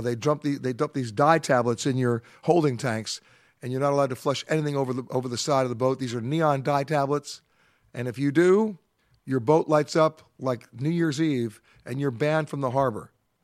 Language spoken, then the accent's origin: English; New York, United States; But remember, I'm a New Yorker.